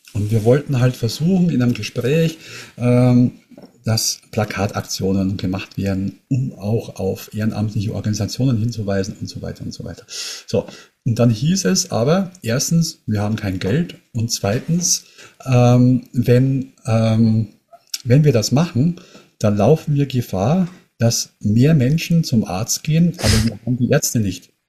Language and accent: German; near Munich, Bavaria, Germany; Ich komme aus der Nähe von München